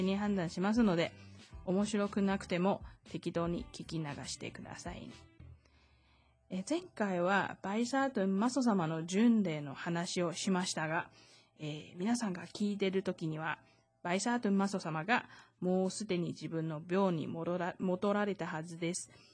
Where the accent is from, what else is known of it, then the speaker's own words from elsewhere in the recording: Taiwan; 台湾生まれ、台湾育ち